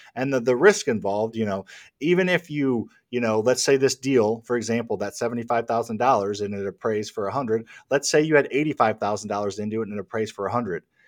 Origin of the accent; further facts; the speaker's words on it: Midwest, United States; I grew up in the Midwest, in the lower middle class